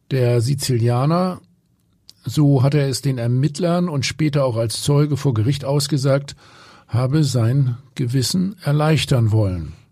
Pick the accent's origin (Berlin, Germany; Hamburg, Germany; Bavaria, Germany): Hamburg, Germany; ich frage mich, ob die Gefängnisse in Italien komfortabler sind als bei uns in Hamburg.